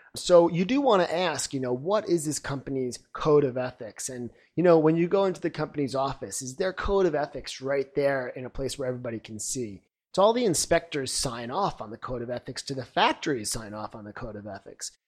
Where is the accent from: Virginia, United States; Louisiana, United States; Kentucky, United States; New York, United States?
New York, United States; Long Island; now in China; I'm originally from Long Island, New York